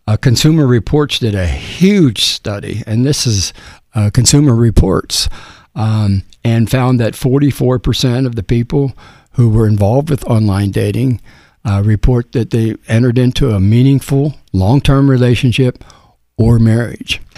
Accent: Cincinnati, Ohio, United States; moved away as an adult; now in Tampa, United States; I grew up in Cincinnati

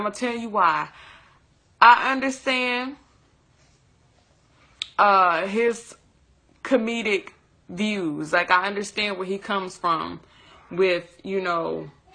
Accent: Tuscaloosa, Alabama, United States; I'm from Tuscaloosa, Alabama

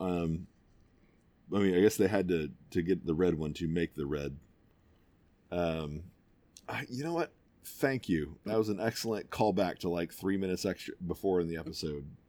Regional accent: United States; I am an American through and through

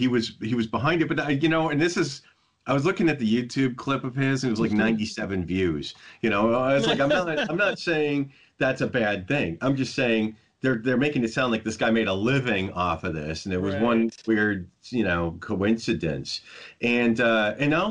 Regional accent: Midwest, United States; I grew up in the Midwest. I grew up where it was freezing

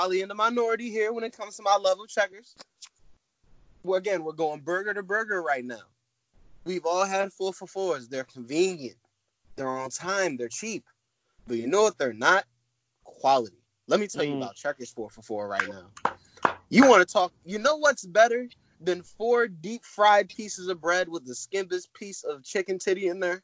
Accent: Greenbelt, Maryland, United States; moved away; I'm from Greenbelt, Maryland, originally, PG County side

